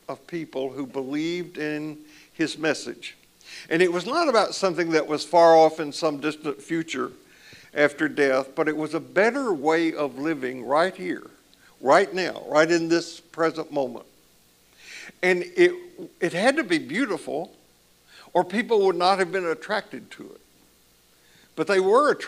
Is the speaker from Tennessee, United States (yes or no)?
yes; Columbia, Tennessee, United States; When I was growing up in the church that I grew up in Columbia, Tennessee, in the South